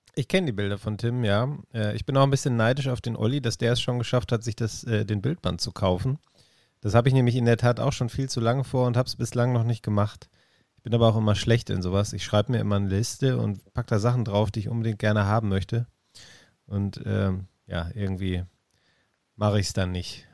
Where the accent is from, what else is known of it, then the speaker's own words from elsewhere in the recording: Essen, North Rhine-Westphalia, Germany; ein Kind des Ruhrgebiets. Ich bin in Essen geboren, ähm, in Essen